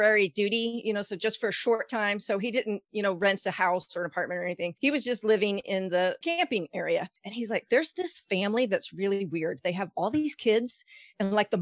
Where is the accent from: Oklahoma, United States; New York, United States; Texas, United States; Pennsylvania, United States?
Texas, United States; moved away as an adult; we just moved back to Texas, which is my home state